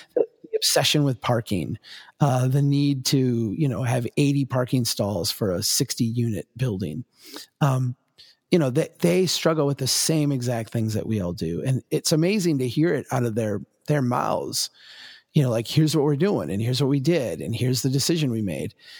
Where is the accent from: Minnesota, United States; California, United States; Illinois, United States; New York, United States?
Minnesota, United States; as a Minnesotan